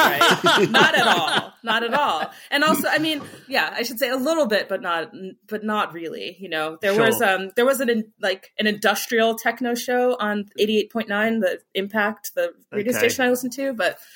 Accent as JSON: {"language": "English", "region": "Michigan", "country": "United States", "tie": "born or raised there", "said": "But there is something about the …, particularly where I grew up in Michigan, where I did not have, you know, I really didn't have access to like some of the other things"}